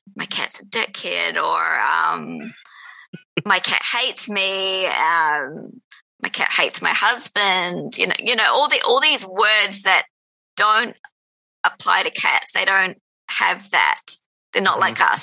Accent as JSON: {"language": "English", "country": "New Zealand", "tie": "born or raised there", "said": "when I was a kid, it was like a lot of people growing up in New Zealand"}